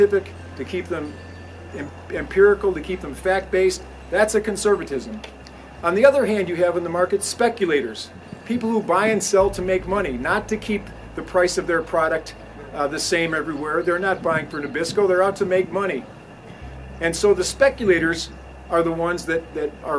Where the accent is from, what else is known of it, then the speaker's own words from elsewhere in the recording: Chicago, Illinois, United States; I'm from Chicago